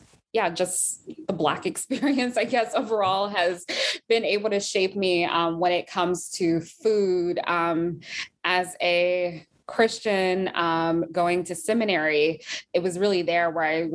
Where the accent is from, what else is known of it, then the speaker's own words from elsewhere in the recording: Washington, District of Columbia, United States; So I'm a DC girl. I'm born and raised in Washington